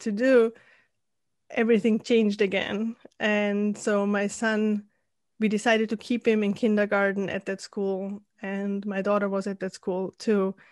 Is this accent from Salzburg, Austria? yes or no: yes; Salzburg, Austria; moved away as an adult; also born or lived in Spain / San Diego; I'm originally from Austria, from Salzburg